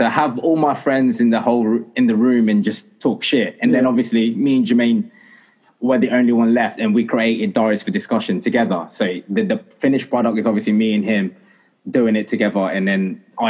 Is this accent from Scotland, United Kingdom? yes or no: no; Essex, East of England, United Kingdom; also born or lived in Philippines; I am born and bred from Essex. Well, I'm not born from Essex. I'm born from the Philippines. I was born from the Philippines